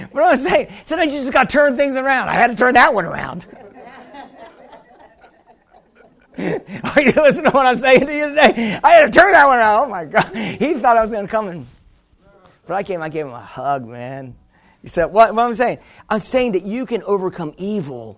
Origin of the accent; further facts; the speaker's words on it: New York, United States; I'm a New Yorker